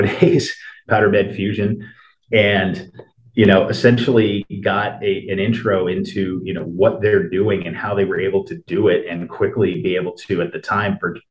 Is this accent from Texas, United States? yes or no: no; Hartford, Connecticut, United States; moved away as an adult; also born or lived in Clemson, South Carolina; I grew up outside of Hartford, Connecticut, and, you know, spent my childhood there